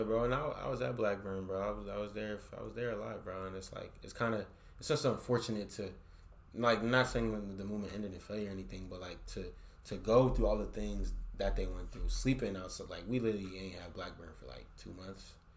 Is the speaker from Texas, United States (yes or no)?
no; San Francisco, California, United States; from San Francisco, bro. I'm from the Bay